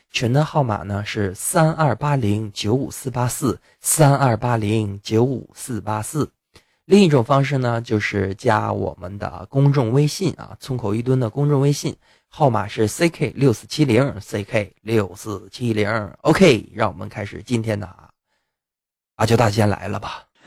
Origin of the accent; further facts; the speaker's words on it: Yanbian, Jilin, China; 我是吉林延边人啊，朝鲜族